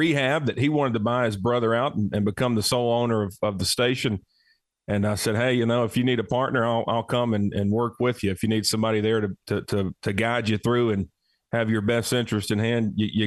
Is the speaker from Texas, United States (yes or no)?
no; Cullman, Alabama, United States; Wallace State, a great community college here in my hometown.